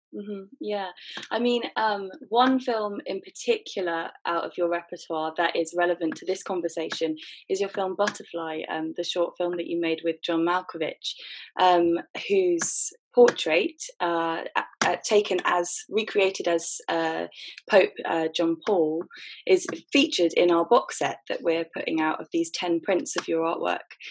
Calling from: London, United Kingdom; also born or lived in Hastings; we're based in London, but I'm calling from Hastings

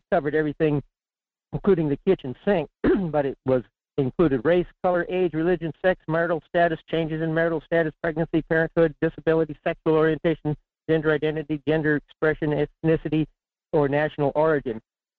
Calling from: Fairbanks, Alaska, United States; in Fairbanks.

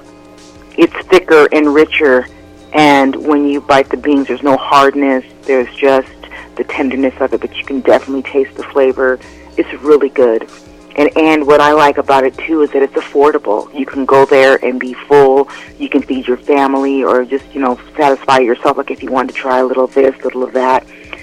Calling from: Las Vegas, Nevada, United States; I'm calling from Las Vegas, Nevada.

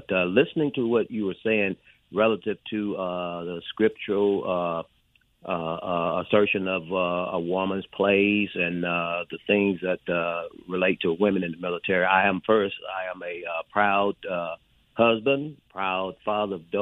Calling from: Meridian, Mississippi, United States; I'm calling from your hometown, Meridian, Mississippi

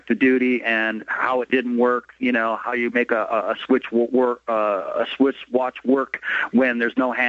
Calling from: West Sacramento, California, United States; I'm calling from West Sacramento, California.

